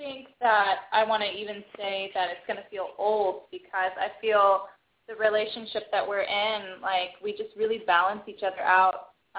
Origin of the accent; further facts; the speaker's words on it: Bay Area, California, United States; moved away as an adult; now in Philadelphia, United States; I'm from the Bay Area originally